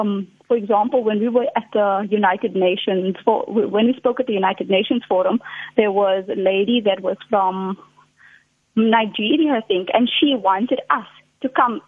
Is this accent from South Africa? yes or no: yes; South Africa; as a South African